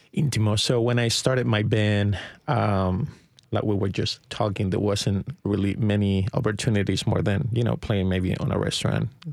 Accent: Chile; now in Nashville, United States; I'm from Chile, and I, and I moved to the States in two thousand five

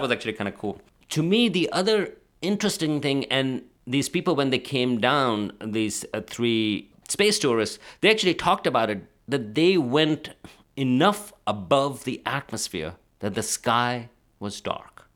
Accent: Pakistan; moved away; also born or lived in Karachi; I'm from Pakistan.

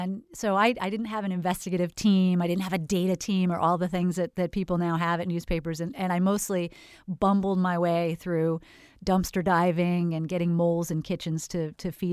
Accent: Northern California, United States; now in Florida, United States; I was from Northern California and moved to Florida

